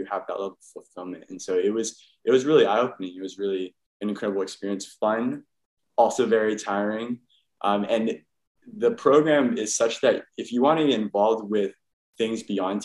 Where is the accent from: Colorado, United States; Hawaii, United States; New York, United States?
Hawaii, United States; Oahu; I actually grew up on the island Oahu in Hawaii